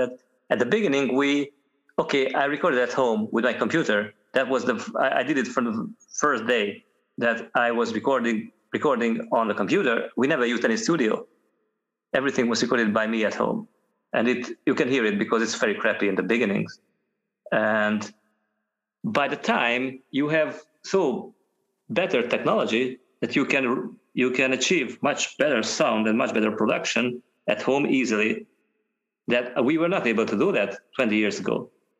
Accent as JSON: {"language": "English", "country": "Hungary", "moved": "as an adult", "lives_now": "Scotland, United Kingdom", "said": "I moved from Hungary to Scotland at the time."}